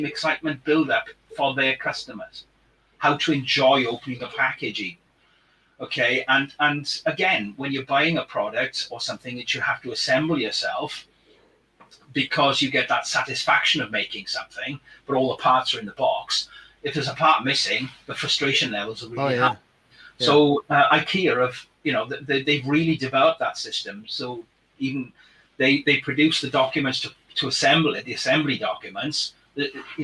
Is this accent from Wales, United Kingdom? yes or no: yes; Wales, United Kingdom; accent: Welsh; my Welsh accent